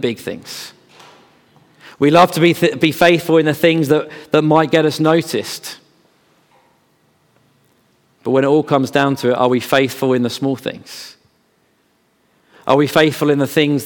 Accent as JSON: {"language": "English", "town": "Bedford", "region": "East of England", "country": "United Kingdom", "tie": "born or raised there", "said": "I grew up in Bedford, so John Bunyan's land."}